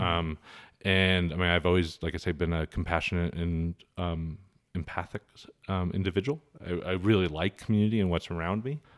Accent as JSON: {"language": "English", "town": "Helena", "region": "Montana", "country": "United States", "tie": "born or raised there", "also_born_or_lived": "Chicago", "moved": "as an adult", "lives_now": "Kalispell, United States", "said": "growing up in Helena"}